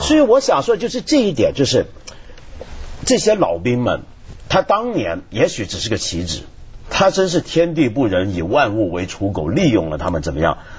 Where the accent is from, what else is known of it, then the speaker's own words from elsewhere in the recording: Taiwan; 我记得我小时候在台湾见到